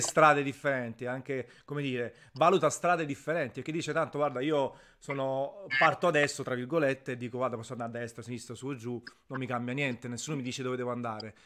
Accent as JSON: {"language": "Italian", "town": "Naples", "region": "Campania", "country": "Italy", "said": "io sono napoletano verace"}